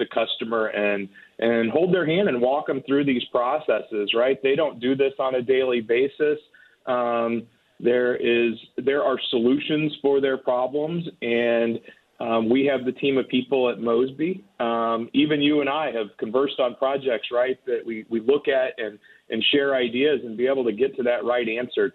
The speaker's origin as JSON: {"language": "English", "town": "St. Louis", "region": "Missouri", "country": "United States", "tie": "born or raised there", "said": "I am from the St. Louis area. I grew up just outside of St. Louis, but now live in Webster Groves"}